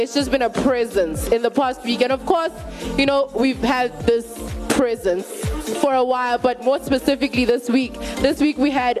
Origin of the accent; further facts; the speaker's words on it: South Africa; as a South African